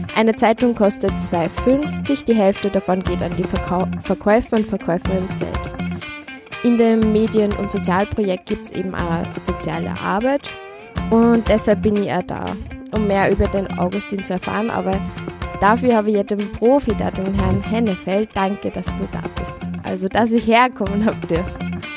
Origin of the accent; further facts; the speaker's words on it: Upper Austria, Austria; moved away as an adult; now in Vienna, Austria; ich komme aus Oberösterreich